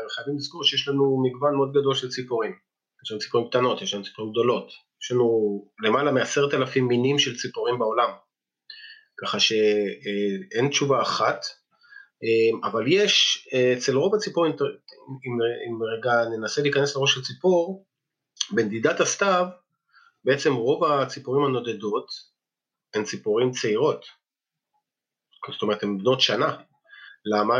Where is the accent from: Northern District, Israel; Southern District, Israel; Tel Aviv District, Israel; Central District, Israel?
Northern District, Israel; Ein Gev; also born or lived in Moshav Klahim; now in Klahim, Israel; כשגרתי בקיבוץ עין גב, שם גדלתי